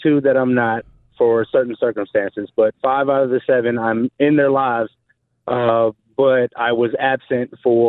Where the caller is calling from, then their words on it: Jacksonville, Florida, United States; Jacksonville, Florida.